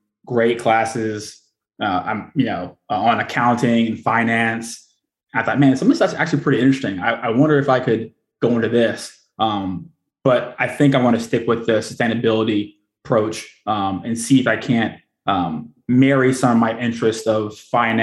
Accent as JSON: {"language": "English", "town": "Houston", "region": "Texas", "country": "United States", "also_born_or_lived": "Newport, Rhode Island / Japan / Washington, District of Columbia, United States / San Diego", "moved": "as an adult", "lives_now": "Annapolis, United States", "said": "I hail from Houston, Texas"}